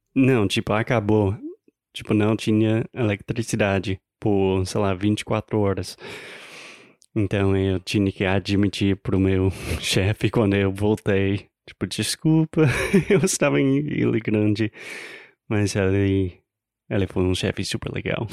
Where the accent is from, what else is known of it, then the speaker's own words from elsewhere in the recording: United States; Portuguese is a second language; Eu sou americano, tentando aprender, melhorar o meu português